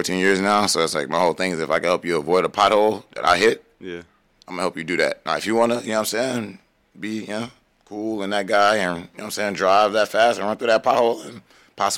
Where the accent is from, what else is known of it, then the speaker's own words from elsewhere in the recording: New Orleans, Louisiana, United States; moved away; I'm from New Orleans.